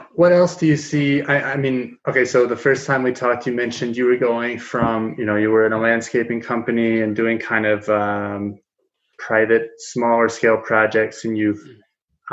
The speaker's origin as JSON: {"language": "English", "region": "Kansas", "country": "United States", "moved": "yes", "lives_now": "Denver, United States", "said": "I'm in Denver, Colorado. I'm from Kansas, uh, a small you know farming community atop the Ogallala Aquifer"}